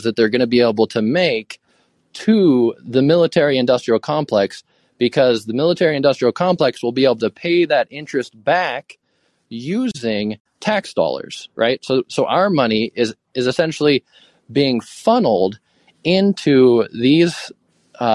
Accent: Fairbanks, Alaska, United States; now in Boise, United States; I'm from the United States. I'm an American. I'm from Fairbanks, Alaska.

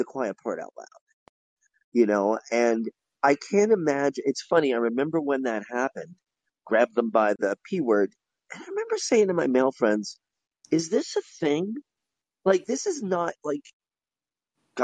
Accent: New York, United States; growing up in New York

